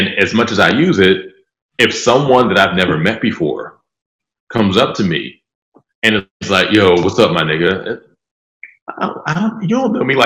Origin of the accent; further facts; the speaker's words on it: Pittsburgh, Pennsylvania, United States; I'm from Pittsburgh. I still live in Pittsburgh.